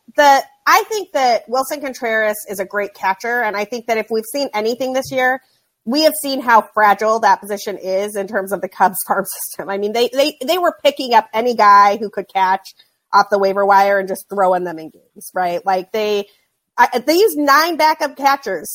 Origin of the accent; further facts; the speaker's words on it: Utah, United States; moved away; I grew up in Utah